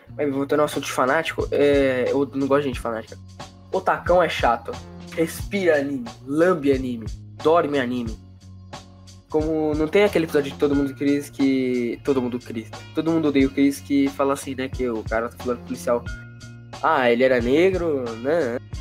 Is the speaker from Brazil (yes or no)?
yes; São Paulo, Brazil; eu sou de São Paulo